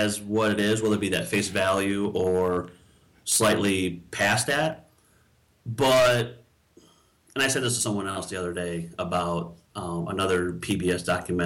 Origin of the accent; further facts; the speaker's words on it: Sterling, Illinois, United States; growing up in this area